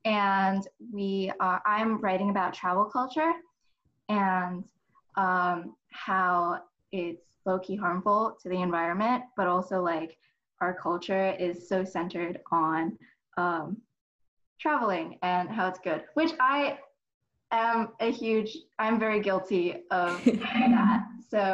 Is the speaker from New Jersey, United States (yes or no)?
yes; Northern New Jersey, United States; also born or lived in New York City; I am from Northern Jersey